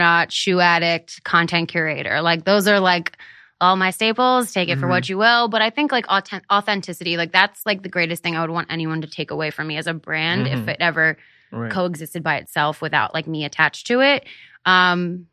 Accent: Hershey, Pennsylvania, United States; moved away; I grew up in Hershey, Pennsylvania

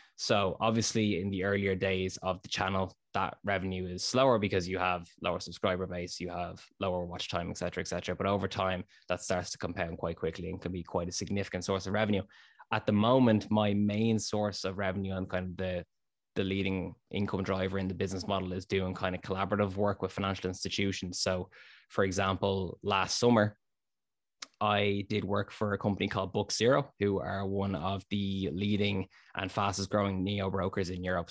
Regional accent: Dublin, Leinster, Ireland; also born or lived in North Inner City, Dublin; Born and raised in Ballantyre, Dublin, Ireland

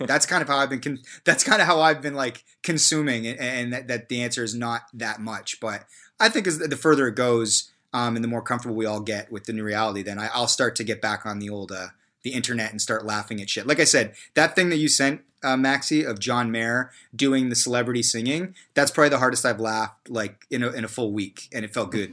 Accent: Canada; as, as a Canadian

